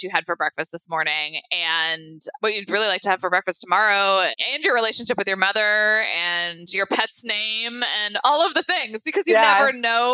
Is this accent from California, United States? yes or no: yes; Santa Rosa, California, United States; moved away as an adult; also born or lived in Los Angeles, United States / Washington, D.C., United States; now in San Francisco, United States; I grew up in Santa Rosa